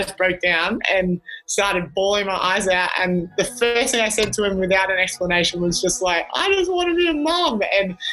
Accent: Sunshine Coast, Queensland, Australia; growing up on the Sunshine Coast

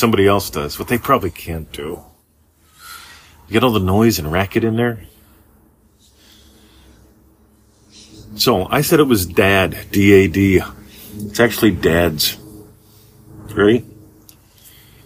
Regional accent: United States; moved away as an adult; now in Australia; Growing up in America

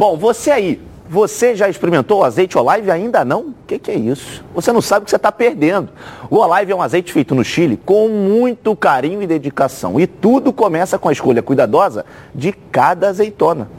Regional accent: Resende, Rio de Janeiro, Brazil; eu sou de Resende

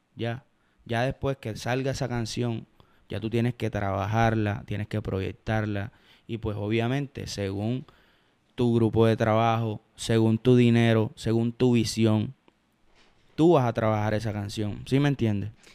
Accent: Cartagena, Bolívar, Colombia; Yo soy champetudo porque soy cartagenero, porque crecí escuchando champeta

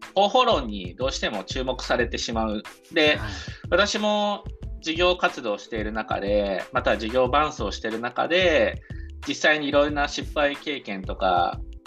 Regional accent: Fukaya, Saitama, Japan; 生まれ故郷が埼玉県深谷市というところで深谷のに生まれ育った

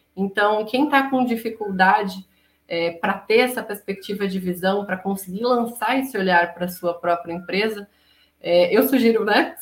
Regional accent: Florianópolis, Santa Catarina, Brazil; Nós dois de Floripa

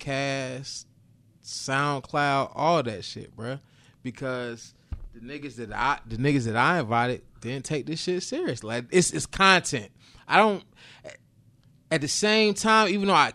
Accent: New Bern, North Carolina, United States; I'm from New Bern

